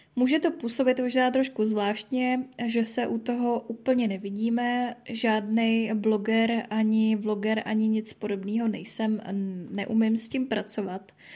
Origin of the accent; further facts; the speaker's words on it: Pardubice, Pardubice Region, Czechia; jsem z Pardubic